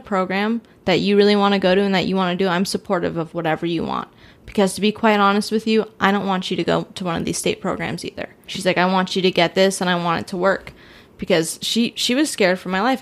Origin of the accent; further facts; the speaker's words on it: California, United States; moved away; I'm from California